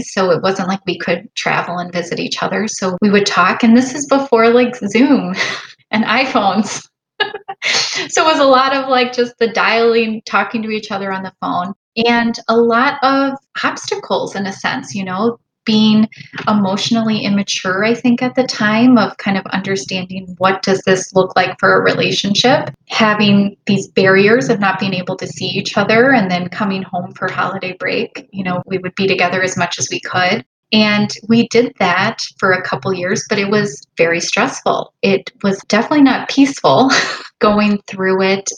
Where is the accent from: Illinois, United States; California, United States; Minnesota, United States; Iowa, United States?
Illinois, United States; Chicago area; I am a hospitalist just outside of Chicago. My husband and I grew up here